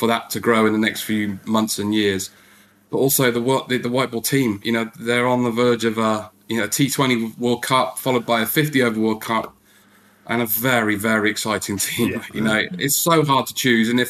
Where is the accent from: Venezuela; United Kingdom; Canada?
United Kingdom; England